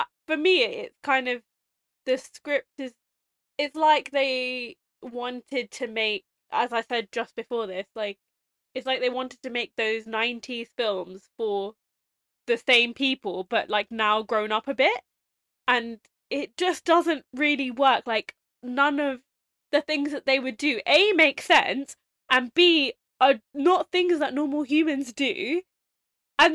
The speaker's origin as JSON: {"language": "English", "region": "London", "country": "United Kingdom", "said": "we're from London"}